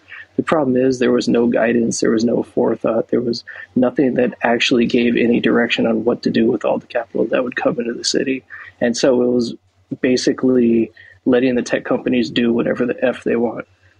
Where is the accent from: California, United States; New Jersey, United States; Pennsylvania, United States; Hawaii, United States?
California, United States; San Francisco; I'm from San Francisco, and yes, you're absolutely right. The city has completely transformed in my entire time there.